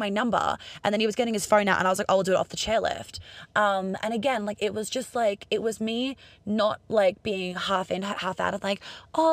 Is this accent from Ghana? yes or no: no; Australia; moved away; also born or lived in London / New York; I'm Australian